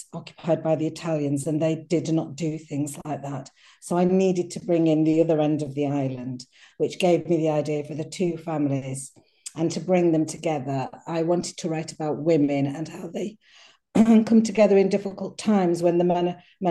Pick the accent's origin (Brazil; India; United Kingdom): United Kingdom; Cheshire, North West England; moved away; also born or lived in Crete, Greece; I wasn't raised there. I was from Cheshire in England, from a little market town